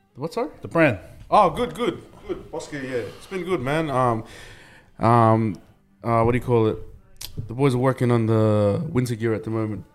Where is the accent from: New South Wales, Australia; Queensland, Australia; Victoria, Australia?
Queensland, Australia; Logan; also born or lived in New Zealand; growing up in Logan like it was tough man